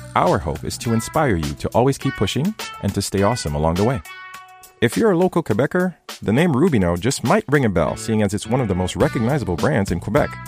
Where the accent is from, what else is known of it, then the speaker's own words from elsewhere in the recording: Haiti; moved away; myself growing up in Haiti